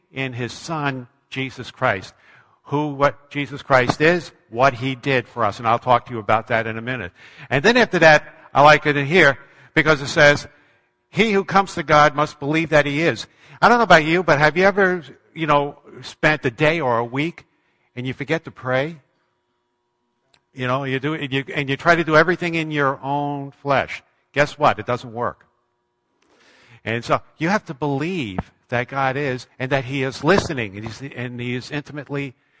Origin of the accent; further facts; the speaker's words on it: Long Island, New York, United States; moved away as an adult; also born or lived in Manchester, New Hampshire; I grew up in Long Island, New York